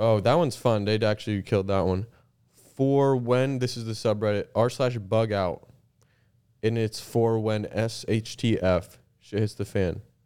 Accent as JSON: {"language": "English", "country": "Canada", "said": "we're Canadian and we live in Canada"}